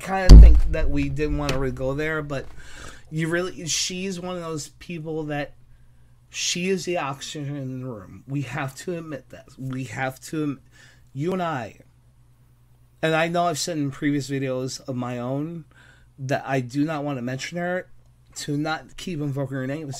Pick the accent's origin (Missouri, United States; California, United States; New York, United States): New York, United States; New York City; I'm from New York City. I'm from Brooklyn, New York.